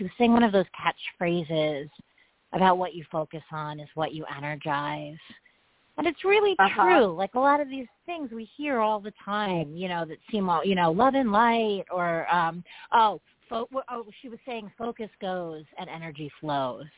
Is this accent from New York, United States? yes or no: yes; New York City, New York, United States; being a New Yorker, like, you know, and I can only speak for my city